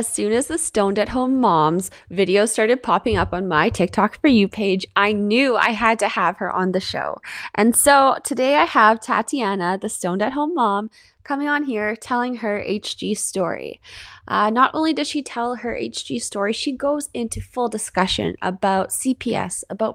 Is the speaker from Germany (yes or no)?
no; Canada; I'm your Canadian host